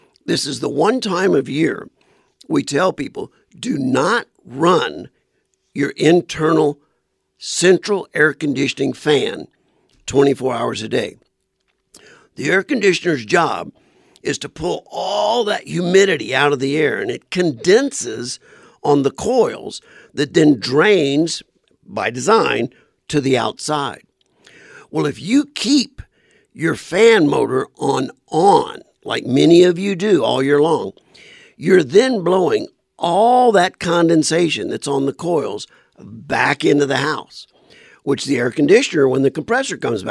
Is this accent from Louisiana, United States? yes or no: yes; South Louisiana, United States; now in Arizona, United States; I'm from South Louisiana